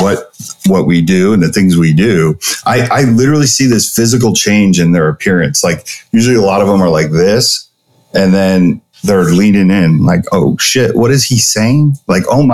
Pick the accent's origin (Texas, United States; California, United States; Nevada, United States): California, United States; the place I grew up in California